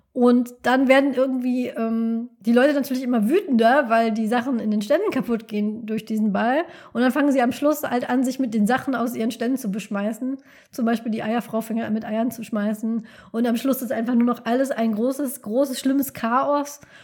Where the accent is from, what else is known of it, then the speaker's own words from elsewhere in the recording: North Rhine-Westphalia, Germany; ich bin aus dem Rheinland, bin am Niederrhein groß geworden